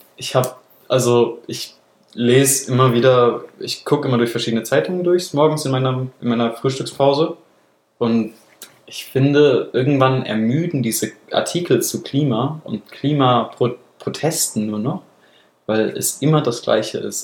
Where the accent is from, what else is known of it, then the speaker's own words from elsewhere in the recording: Baden-Württemberg, Germany; wo ich herkomme, in Anführungsstrichen, in Süddeutschland